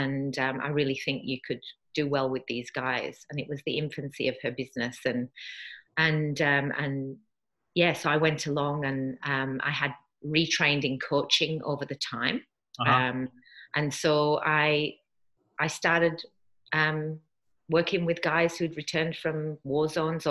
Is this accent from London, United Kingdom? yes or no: no; Yorkshire and the Humber, United Kingdom; moved away as an adult; now in Australia; I'm from the UK originally. I was brought up in Yorkshire in Northern England